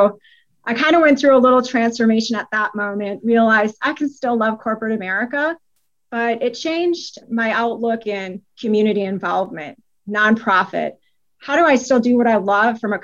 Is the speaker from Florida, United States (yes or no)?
no; Wisconsin, United States; now in Atlanta, United States; I was born and raised in Wisconsin. I now live in Atlanta.